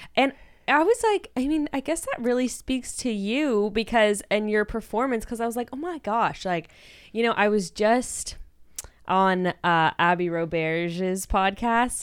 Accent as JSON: {"language": "English", "town": "Fresno", "region": "California", "country": "United States", "tie": "born or raised there", "said": "I also grew up in, like, a really white, like, fairly affluent community in Fresno"}